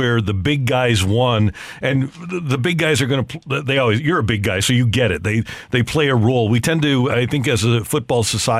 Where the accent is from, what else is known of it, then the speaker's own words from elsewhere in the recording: St. Louis, Missouri, United States; I grew up here in St. Louis